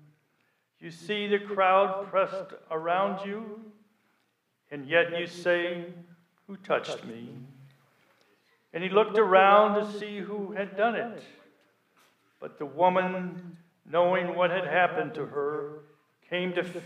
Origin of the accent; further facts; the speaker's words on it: Illinois, United States; I was born in Illinois